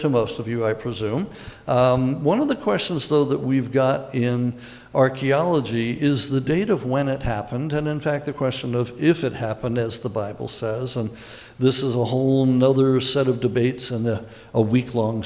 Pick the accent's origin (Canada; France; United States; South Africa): United States; Malibu, California; moved away; also born or lived in Pacific Palisades; I grew up in Malibu and Pacific Palisades.